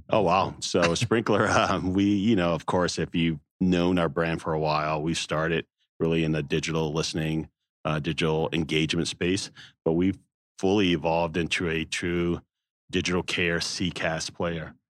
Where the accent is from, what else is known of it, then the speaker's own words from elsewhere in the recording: the South, United States; growing up in the South